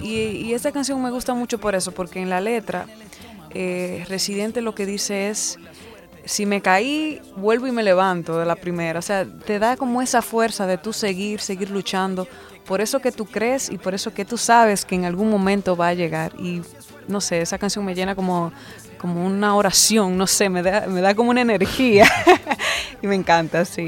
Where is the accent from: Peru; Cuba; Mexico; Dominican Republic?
Dominican Republic; me, pegué primero en mi país